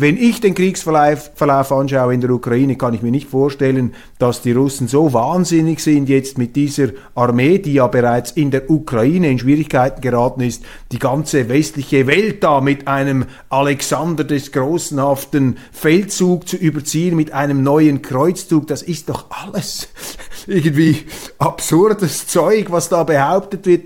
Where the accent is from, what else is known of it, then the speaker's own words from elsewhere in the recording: Switzerland; Als Schweizer